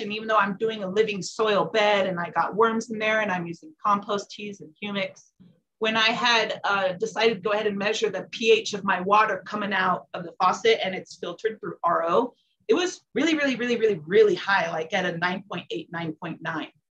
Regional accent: California, United States; now in Colorado, United States; I'm originally from California. I lived at a few states, landed in Colorado because I liked it the most

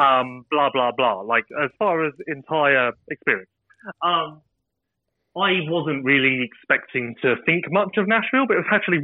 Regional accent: United Kingdom

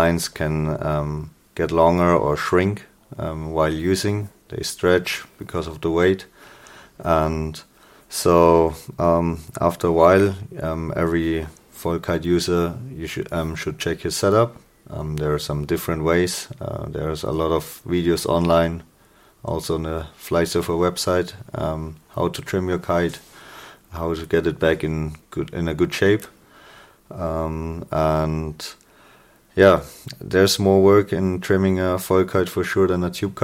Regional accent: Germany; from Germany

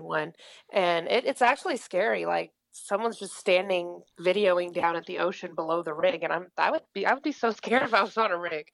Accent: Oklahoma, United States; in Oklahoma

